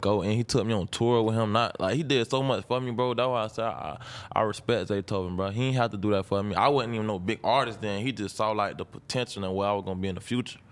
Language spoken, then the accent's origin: English; Jacksonville, Florida, United States; I'm from Jacksonville, north side of Jacksonville